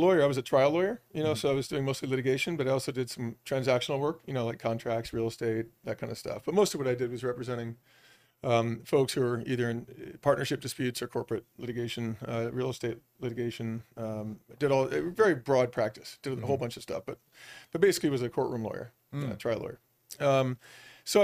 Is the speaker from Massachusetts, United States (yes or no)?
no; Boulder, Colorado, United States; also born or lived in Newport, Rhode Island / Los Angeles; I grew up born in Newport, Rhode Island, but moved to Colorado when I was pretty young. Grew up in Boulder, Colorado, went to school, even went to CU.